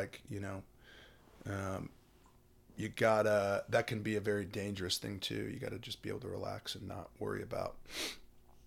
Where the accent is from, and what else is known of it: the South, United States; born or raised there